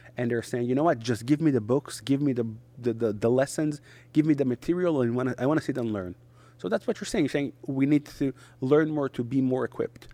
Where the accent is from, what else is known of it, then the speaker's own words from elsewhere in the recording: Netanya, Central District, Israel; first language Hebrew; English is a second language; moved away as an adult; also born or lived in Hong Kong / Samaria; I was born and raised in Israel